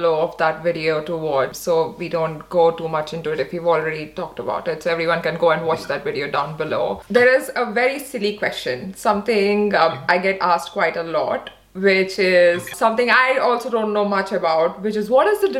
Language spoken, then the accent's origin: English; Odisha, India; because I am from Orissa. So when I hear someone talking so fondly and so nicely of people there, so I just feel like they're talking about my people.